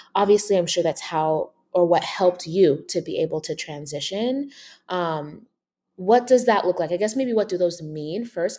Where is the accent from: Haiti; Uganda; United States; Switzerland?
Uganda; moved away; I'm an immigrant from Uganda